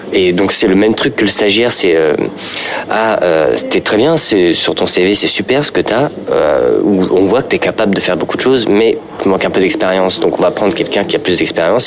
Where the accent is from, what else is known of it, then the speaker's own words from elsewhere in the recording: Paris, Île-de-France, France; je suis parisien, je suis plutôt bobo